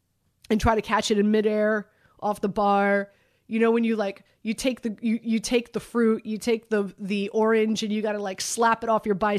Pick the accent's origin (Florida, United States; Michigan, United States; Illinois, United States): Florida, United States; Miami; I'm from Miami.